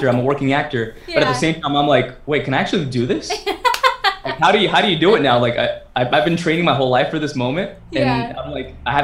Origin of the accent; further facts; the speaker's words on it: Vacaville, California, United States; I'm the boy from Vacaville